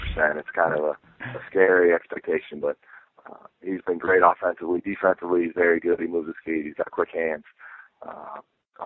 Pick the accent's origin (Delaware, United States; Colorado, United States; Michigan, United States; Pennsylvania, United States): Pennsylvania, United States; Pittsburgh; also born or lived in New York; now in McAllen, United States; I grew up in Pittsburgh